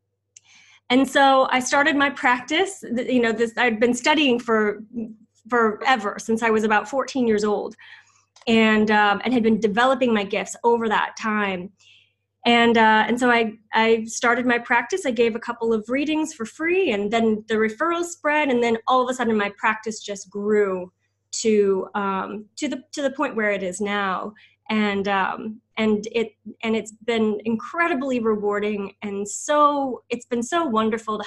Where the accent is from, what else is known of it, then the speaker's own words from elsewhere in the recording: Midwest, United States; where I grew up in the Midwest